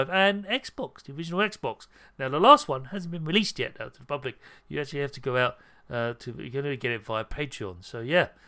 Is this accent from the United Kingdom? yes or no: yes; United Kingdom; I'm British